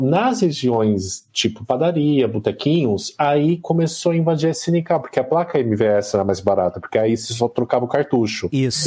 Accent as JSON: {"language": "Portuguese", "area": "ABC", "region": "São Paulo", "country": "Brazil", "said": "eu como sou do ABC"}